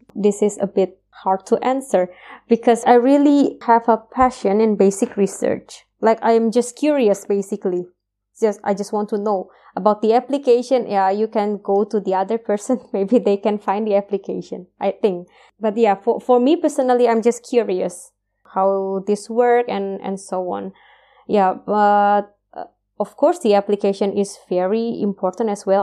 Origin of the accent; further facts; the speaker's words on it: Indonesia; moved away as an adult; now in Austria; it's far from our country, uh, I mean, we are far from Indonesia